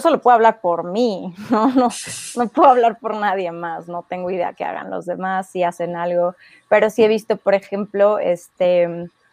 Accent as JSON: {"language": "Spanish", "country": "Mexico", "said": "si solo me dedico al trail en México, no puedo vivir de ello"}